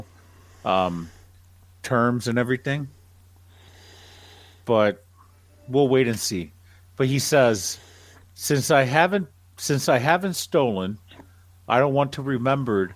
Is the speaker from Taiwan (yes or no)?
no; Nicaragua; I'm from Nicaragua